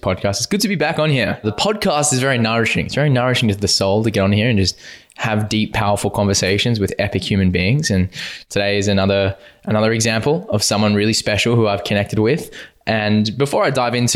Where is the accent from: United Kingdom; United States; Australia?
Australia; Western Australia; growing up in Western Australia